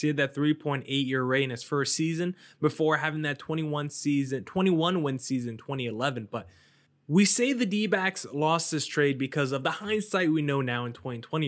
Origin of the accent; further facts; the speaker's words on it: New Jersey, United States; I grew up in New Jersey